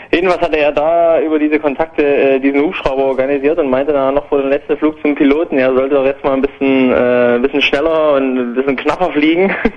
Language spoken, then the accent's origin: German; East Germany, Germany; ich komme aus dem Osten